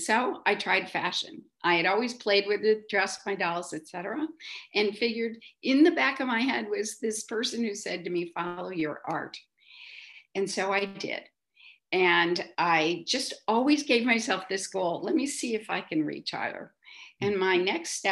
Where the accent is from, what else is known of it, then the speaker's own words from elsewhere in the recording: outside of Chicago, Illinois, United States; moved away as an adult; now in New York, United States; I'm a Midwest girl, as I notice many of your speakers have been. I grew up outside of Chicago